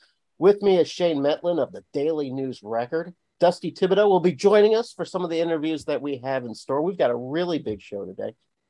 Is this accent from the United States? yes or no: yes; Arkansas, United States; me growing up in Arkansas